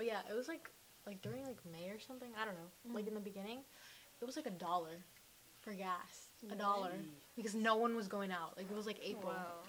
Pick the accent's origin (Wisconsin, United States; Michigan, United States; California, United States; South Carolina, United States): Michigan, United States; moved away; I wasn't born here. I was born in Michigan.